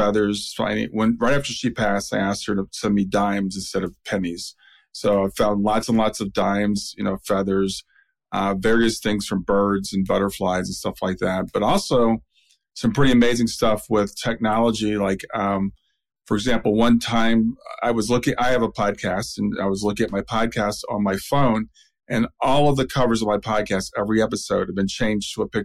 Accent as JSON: {"language": "English", "town": "Columbus", "region": "Ohio", "country": "United States", "tie": "born or raised there", "said": "I grew up in Columbus. My whole family went to Ohio State."}